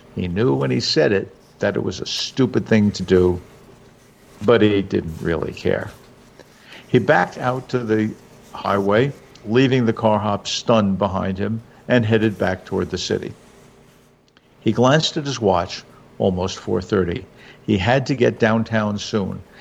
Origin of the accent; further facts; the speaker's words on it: New York, United States; now in New Jersey, United States; I'm a New Jersey guy now, but I grew up in New York